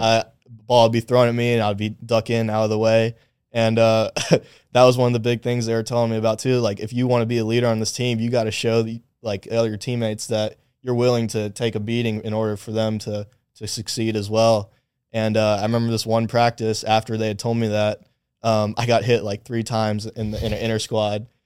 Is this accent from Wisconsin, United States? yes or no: no; Acworth, Georgia, United States; moved to Ackworth when I was about eight years old. So I kinda consider that my, my childhood, uh, hometown